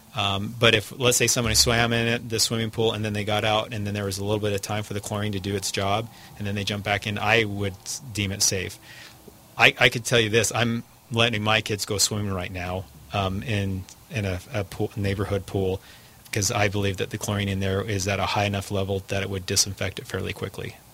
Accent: United States; as an American

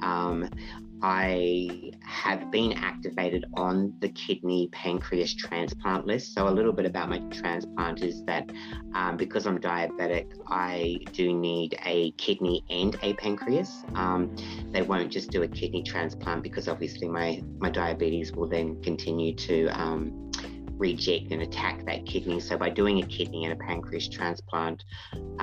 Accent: Papamoa, Bay of Plenty, New Zealand; moved away as an adult; also born or lived in Perth, Western Australia; now in Australia; I'm originally from New Zealand, from Papamoa, grew up there.

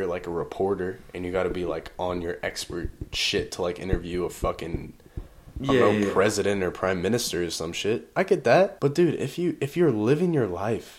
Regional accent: the Bay Area, California, United States; now in Idaho, United States; I'm from the fucking Bay

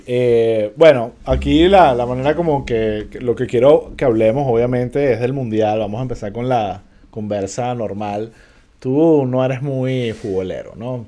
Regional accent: Venezuela

